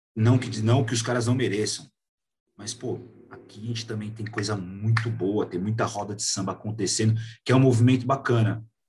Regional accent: São Paulo, Brazil; a gente, enquanto paulista

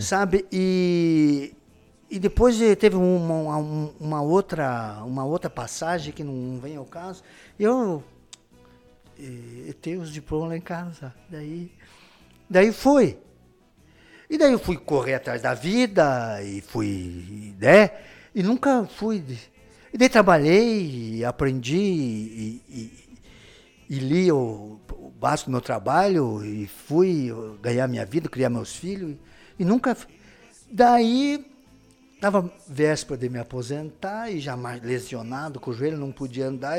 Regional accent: Paraná, Brazil; eu sou muito bairrista da minha terra, lá onde eu nasci, daqui

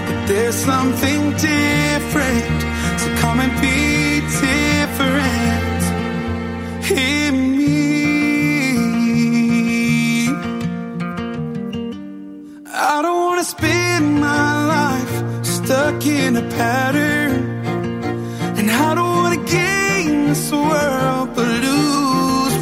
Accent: Houston area, Texas, United States; Hurricane Harvey came from my hometown and in 2 days poured 44 inches of rain on my house

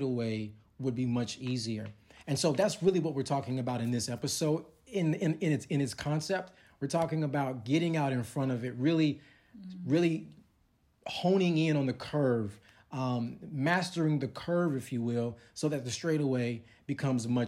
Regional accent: Chicago, Illinois, United States; moved away; also born or lived in Texas; I'm from Chicago

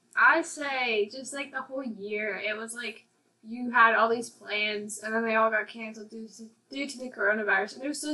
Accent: Fort Collins, Colorado, United States; I was born in Fort Collins, Colorado

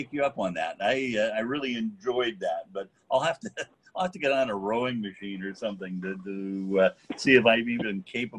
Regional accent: Eugene, Oregon, United States; as a kid, I remember growing up in Eugene and going and fishing on a creek called Mill Creek and catching little cutthroat trout

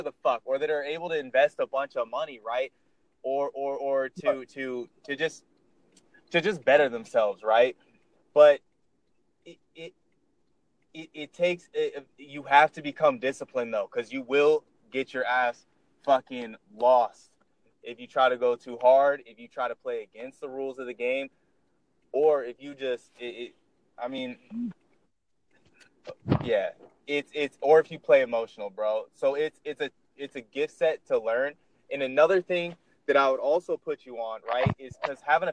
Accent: Seattle, Washington, United States; I'm from Seattle, Washington

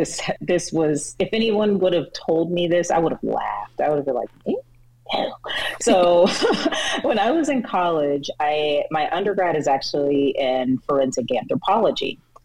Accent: Atlanta, Georgia, United States; born there; So I was actually born in Atlanta. People always like to debate me because they say I pronounce the T's, but I was actually born

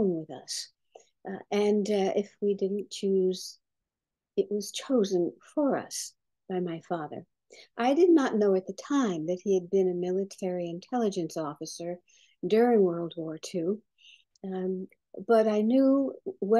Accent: Bermuda; also born or lived in Brooklyn, New York, United States; I was born in Brooklyn, but brought up in the British colony then, now Commonwealth of Bermuda.

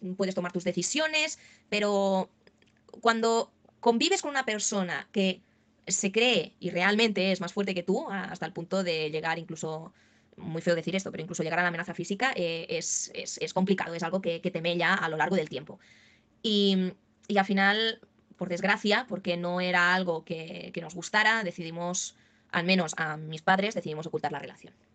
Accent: Barcelona, Catalonia, Spain; yo soy de, aquí de España, de Barcelona

